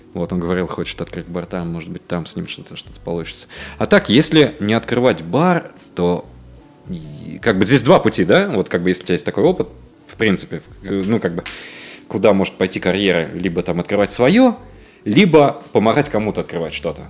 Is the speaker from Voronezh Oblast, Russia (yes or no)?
yes; Voronezh, Voronezh Oblast, Russia; moved away; в моем родном городе Воронеже